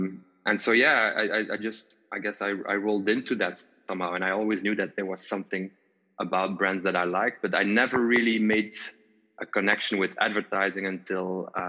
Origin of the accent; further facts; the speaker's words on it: Wallonia, Belgium; English is a second language; I am from Belgium. My dad is from the Netherlands, so I have the Dutch language that I was brought onto, and then my mom is from Belgium, from the southern part, the French-speaking part, so I also speak French, and I grew up in the French-speaking